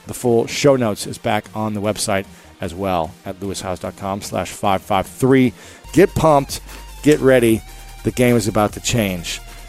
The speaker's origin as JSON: {"language": "English", "region": "Midwest", "country": "United States", "said": "You know, we're both from the Midwest. We both experience different things as men growing up"}